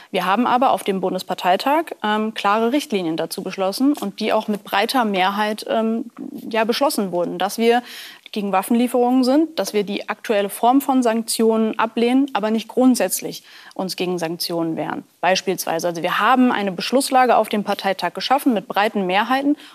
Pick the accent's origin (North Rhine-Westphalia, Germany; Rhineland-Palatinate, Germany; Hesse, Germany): Hesse, Germany; Grünberg; Ich komme ja aus Grünberg